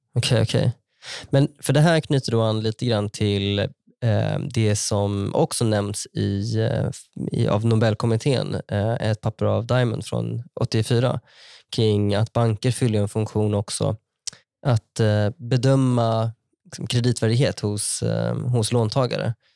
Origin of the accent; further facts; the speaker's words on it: Vara, Västra Götaland, Sweden; moved away as an adult; min lokala bank från där jag växte upp